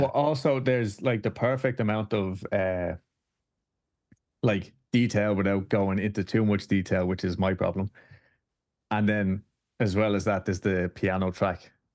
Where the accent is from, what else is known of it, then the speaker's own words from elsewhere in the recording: Dublin, Leinster, Ireland; now in Houston, United States; I'm from Dublin in Ireland